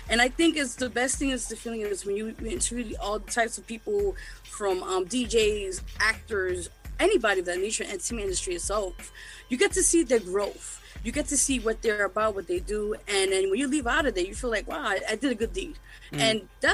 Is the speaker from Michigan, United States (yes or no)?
no; New York City, New York, United States; I'm originally from Lower East Side, big shout to LES, as they say. But yeah, I'm born and raised down here.